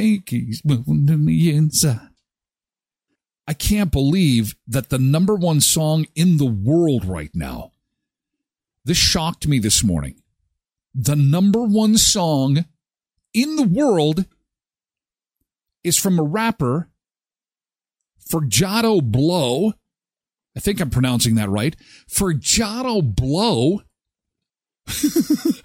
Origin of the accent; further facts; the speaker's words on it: Canada; also born or lived in Saskatchewan / Brandon; We're from Canada.